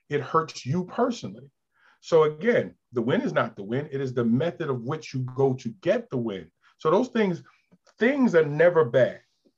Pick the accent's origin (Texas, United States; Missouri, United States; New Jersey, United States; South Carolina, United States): New Jersey, United States; moved away as an adult; also born or lived in Queens, New York / New York; now in Delaware, United States; I was born in Queens, left when I think 5, lived in Jersey for 7 years. When I came back at age 12, a lot of those impressionable years were spent in South Jersey